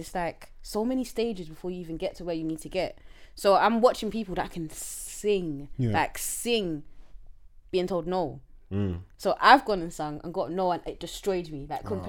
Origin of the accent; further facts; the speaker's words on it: London, United Kingdom; I'm from Tottenham.